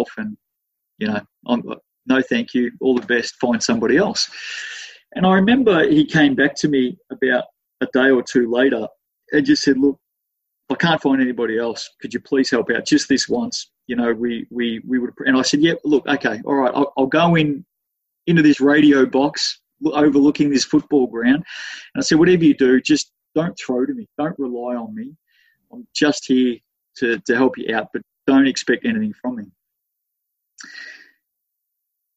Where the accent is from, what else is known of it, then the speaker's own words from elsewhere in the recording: Melbourne, Victoria, Australia; I'm born and bred in Melbourne. You know, that's my home place